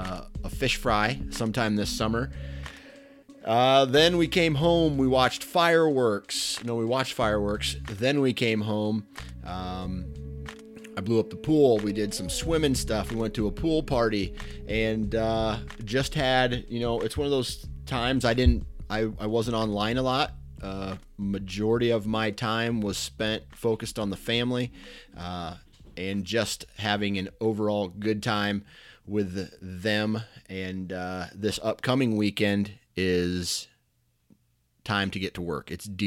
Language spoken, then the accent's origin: English; Iowa, United States; I am born and raised in Iowa.